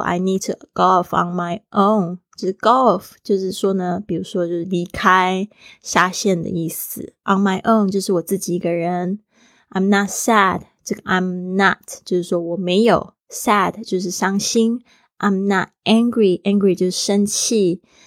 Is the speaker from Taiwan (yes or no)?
yes; Taiwan; For someone from a tropical island，就是对于一个是来自热带岛屿的人，啊，我是来自台湾